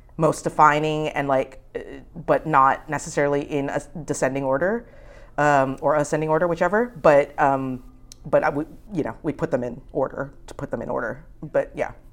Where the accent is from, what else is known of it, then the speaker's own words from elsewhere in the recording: United States; being an American